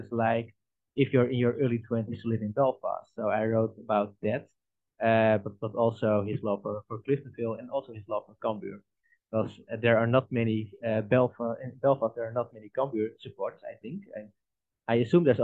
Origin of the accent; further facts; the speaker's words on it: Netherlands; I'm from the Netherlands